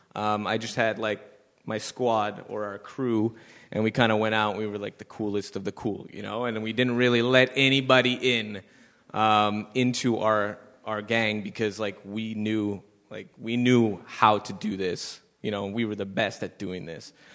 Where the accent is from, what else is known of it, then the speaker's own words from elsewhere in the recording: Montreal, Quebec, Canada; I moved myself away from the West Island.